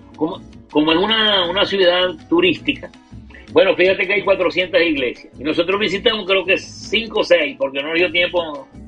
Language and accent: Spanish; Maracaibo, Zulia, Venezuela; Angelita y yo que somos de Maracaibo